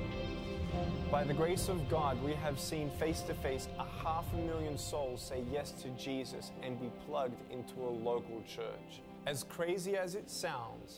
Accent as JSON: {"language": "English", "town": "Melbourne", "region": "Victoria", "country": "Australia", "tie": "born or raised there", "said": "I was born in Melbourne, Australia, 1982"}